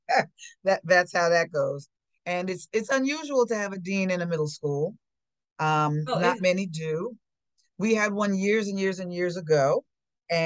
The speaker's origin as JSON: {"language": "English", "town": "Englewood", "region": "New Jersey", "country": "United States", "tie": "born or raised there", "also_born_or_lived": "Teaneck, New Jersey", "said": "I grew up in Englewood, which is the next town over"}